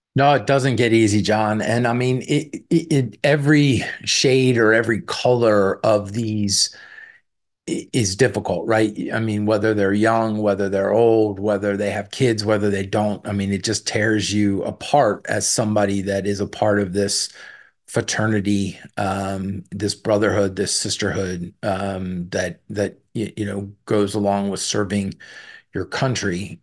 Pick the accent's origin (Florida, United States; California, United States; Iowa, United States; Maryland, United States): Maryland, United States; Southern; I grew up in Southern Maryland, uh, in the shadow and in the, the sounds of Pax River Naval Air Station